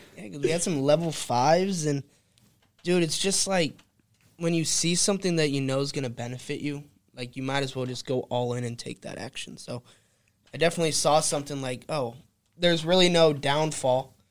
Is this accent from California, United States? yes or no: yes; California, United States; I'm a boy from California, born and raised